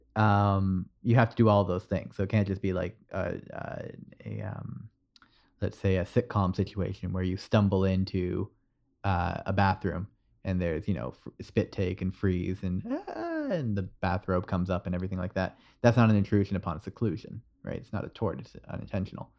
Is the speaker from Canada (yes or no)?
yes; Canada; this is the problem with being Canadian. You're halfway between the American and the U K pronunciations.